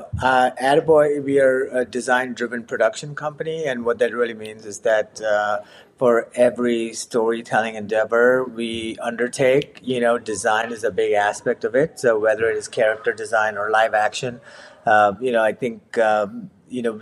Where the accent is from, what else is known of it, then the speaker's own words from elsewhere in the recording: Mumbai, Maharashtra, India; moved away as an adult; also born or lived in Savannah, United States; now in Hoboken, United States; I grew up in Mumbai, got my bachelor in architecture.